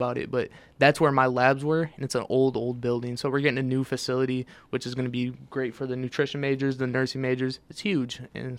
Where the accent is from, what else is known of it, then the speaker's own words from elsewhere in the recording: Detroit, Michigan, United States; I'm from Detroit, in Mexican town, their Mexican food goes crazy.